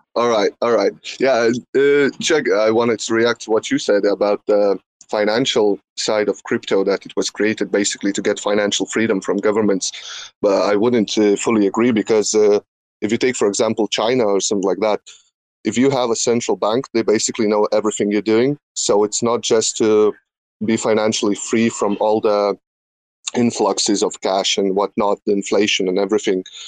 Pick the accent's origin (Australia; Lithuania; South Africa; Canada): Lithuania; I'm from Lithuania, not from Russia